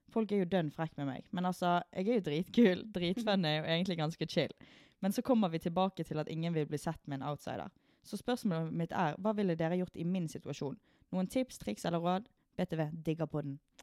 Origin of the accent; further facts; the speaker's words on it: Sotra, Vestland, Norway; vi er jo fra Sotra, så vi er jo fra uh, liten og liten bygd